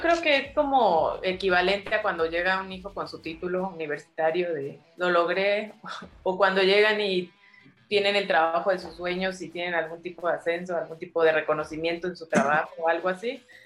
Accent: San Pedro Cholula, Puebla, Mexico; moved away as an adult; also born or lived in Mexico City / Tijuana / Guadalajara; creció en un, digamos, en un lugar de provincia, o sea, nosotros vivimos en San Pedro, Cholula

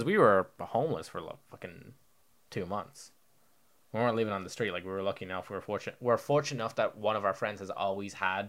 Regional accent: Spain; now in Ireland; you know, I grew up in Spain. I'm a man of the people. I'm a man of the world. I've traveled. My parents moved there.

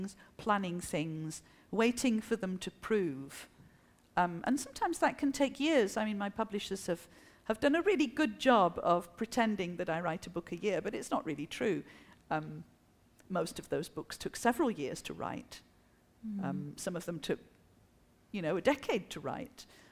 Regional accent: France; first language French; English is a second language; also born or lived in England; I'm French

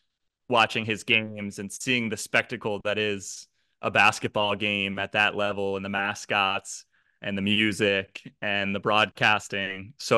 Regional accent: New Jersey, United States; Yeah, so South Jersey, part where people are fans of the Philadelphia teams, definitely, which included my family.

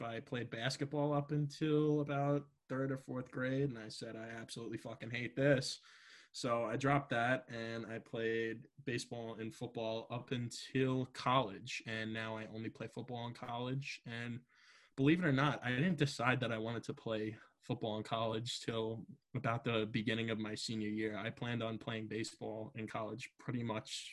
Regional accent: New York City, New York, United States; I'm from Staten Island, New York.

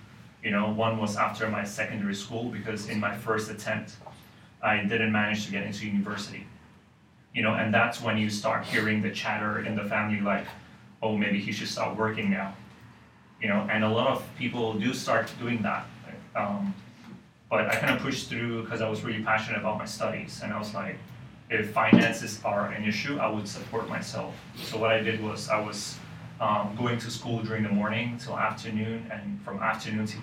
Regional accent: Hong Kong; I was actually born and raised in Hong Kong. So I've literally been here my whole life, actually

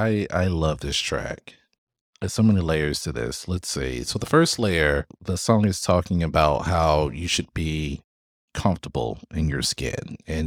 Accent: Florida, United States; I grew up in South Florida. So I grew up with, especially in high school, I grew up with … and … and so forth.

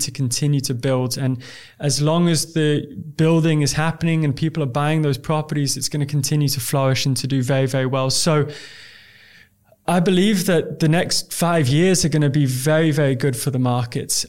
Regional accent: Dubai, United Arab Emirates; I'm from Dubai

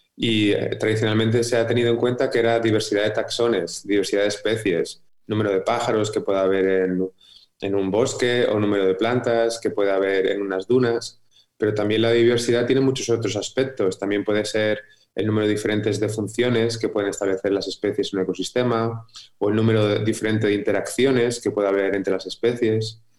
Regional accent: Madrid, Community of Madrid, Spain; yo nací en Madrid

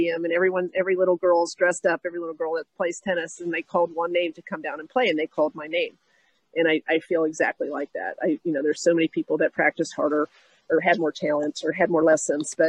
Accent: Pittsburgh, Pennsylvania, United States; I grew up in Pittsburgh

